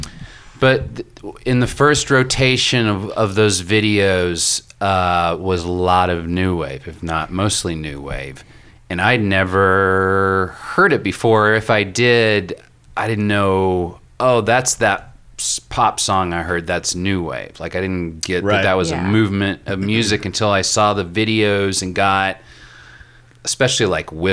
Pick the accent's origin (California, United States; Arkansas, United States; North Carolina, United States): Arkansas, United States; Little Rock; I'm from Little Rock, Arkansas, you know, and so I grew up in the 70s and the 80s in Little Rock